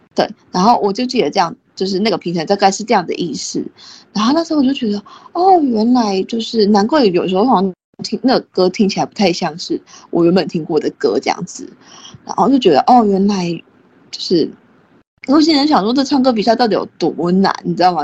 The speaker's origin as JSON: {"language": "Chinese", "country": "Taiwan", "tie": "born or raised there", "said": "我们是在台湾长大的嘛"}